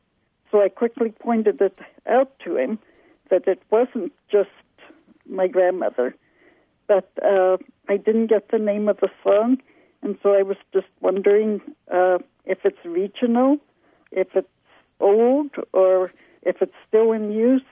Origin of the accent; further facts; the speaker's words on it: Colorado, United States; now in Milwaukee, United States; It's a phrase that my grandmother used a lot when I was growing up in Colorado.